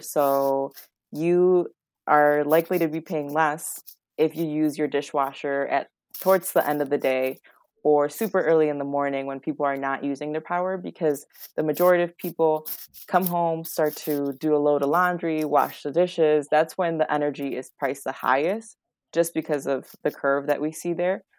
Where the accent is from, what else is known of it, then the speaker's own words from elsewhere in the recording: West Chicago, Illinois, United States; It's a great town, I love it, it's my hometown